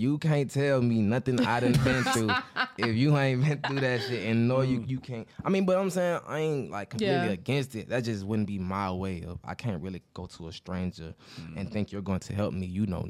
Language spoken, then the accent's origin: English; Atlanta, Georgia, United States; Because if you heard my music, you wouldn't think I was from Atlanta.